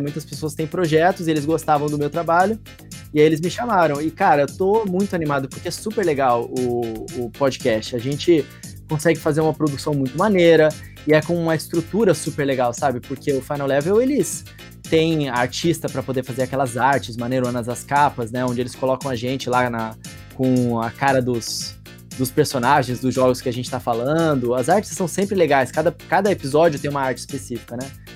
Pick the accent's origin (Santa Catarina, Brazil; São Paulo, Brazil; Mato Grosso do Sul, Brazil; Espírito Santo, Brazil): Mato Grosso do Sul, Brazil; moved away; eu sou de Mato Grosso do Sul originalmente